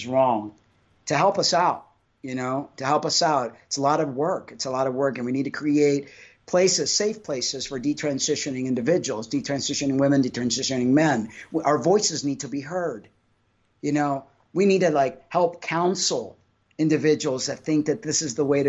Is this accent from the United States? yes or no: no; Cuba; I'm Cuban. I was born in Cuba